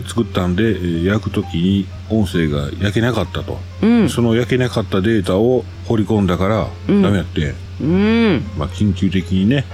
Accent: Kansai, Japan; 私も関西人

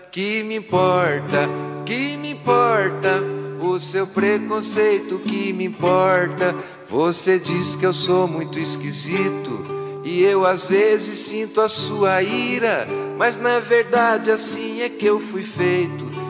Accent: Brazil; accent: caipira; O nosso sotaque é bonito, você quer ver? Vamos dar um banho de sotaque neles

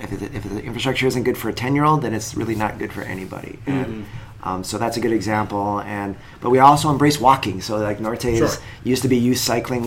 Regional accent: Canada; also born or lived in Tucson, Arizona; now in Traverse City, United States; I grew up in Canada

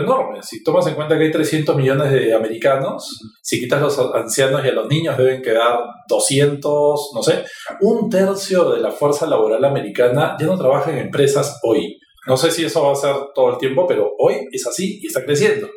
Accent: Peru; Los peruanos somos súper creativos

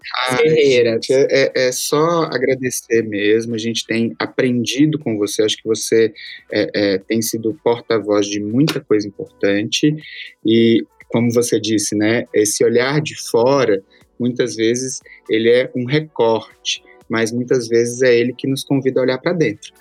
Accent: Belo Horizonte, Minas Gerais, Brazil; also born or lived in Açailândia, Maranhão; now in São Paulo, Brazil; eu cresci em Belo Horizonte e depois vim pra São Paulo

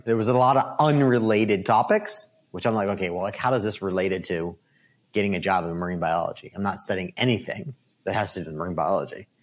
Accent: Downingtown, Pennsylvania, United States; I was born and raised in Downingtown, Pennsylvania

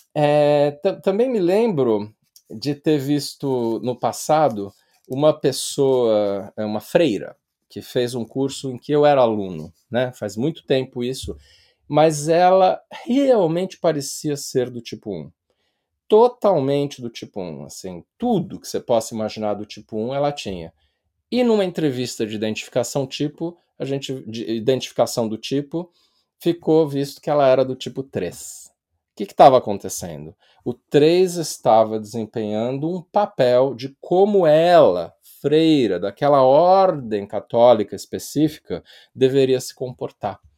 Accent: Brazil; E eu estou falando isso como brasileiro

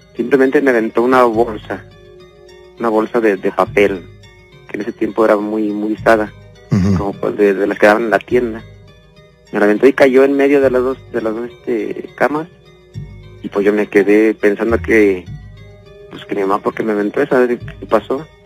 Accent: León, Guanajuato, Mexico; Yo soy de aquí de León, Guanajuato

